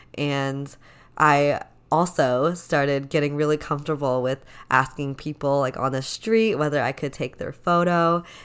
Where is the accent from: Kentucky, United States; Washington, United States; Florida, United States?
Washington, United States; Seattle; I am from the beautiful and rainy Seattle, Washington. I grew up here, uh, this is my hometown